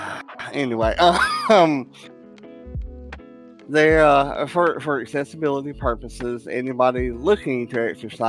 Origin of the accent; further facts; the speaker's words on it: Southern England, United Kingdom; moved away; it is based over in my homeland of Great Britain or England. I'm from Southern England